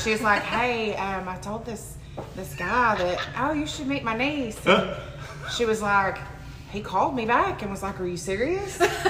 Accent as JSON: {"language": "English", "town": "Houston", "region": "Texas", "country": "United States", "tie": "born or raised there", "also_born_or_lived": "Conroe, Texas / Huntsville, Texas / Dallas, Texas", "said": "I was born and raised in Houston, and my family, we moved to Conroe when I was in 8th grade."}